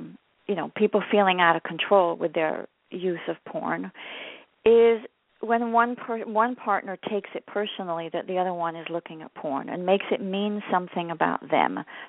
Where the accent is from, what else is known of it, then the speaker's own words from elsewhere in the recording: France; moved away as an adult; now in United States; I was born and raised in France. I know I don't sound French. I came to the U.S. when I was 19. My mother's British, so I grew up bilingual.